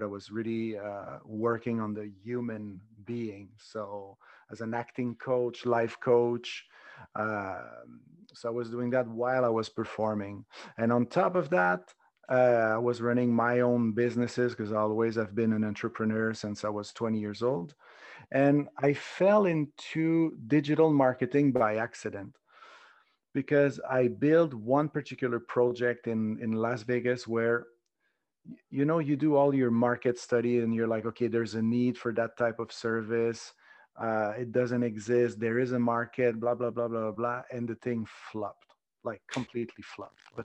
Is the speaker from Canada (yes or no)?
yes; Montreal, Quebec, Canada; now in Spain; Originally, I'm from Montreal